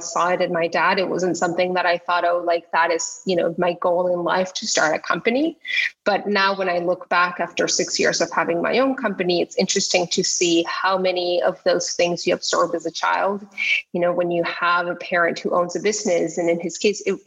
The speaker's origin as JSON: {"language": "English", "town": "Tijuana", "region": "Baja California", "country": "Mexico", "tie": "born or raised there", "moved": "yes", "said": "I grew up in Tijuana"}